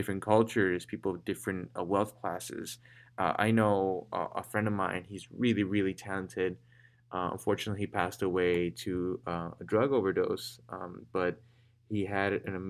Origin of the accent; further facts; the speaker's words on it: Chicago, Illinois, United States; I'm from Little Village, it changed everything that I am